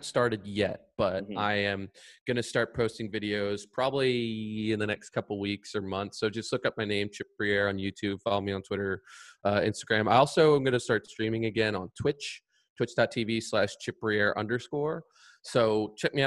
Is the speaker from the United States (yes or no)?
yes; Richmond, Virginia, United States; a guy from Richmond. I'm really proud of my hometown